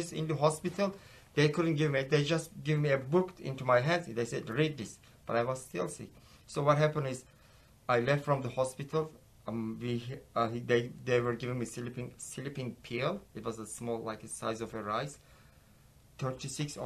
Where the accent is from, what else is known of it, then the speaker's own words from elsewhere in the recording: Ephesus, İzmir, Turkey; English is a second language; moved away as an adult; now in Texas, United States; I'm from Ephesus